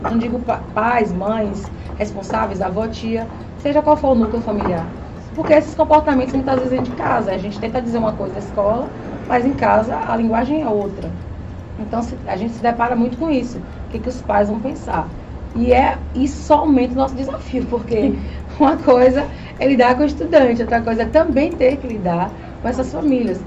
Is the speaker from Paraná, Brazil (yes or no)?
no; Laje do Banco, Elísio Medrado, Bahia, Brazil; now in Itabuna, Brazil; eu sou de Laje do Banco, um distrito que pertence ao Elino Leal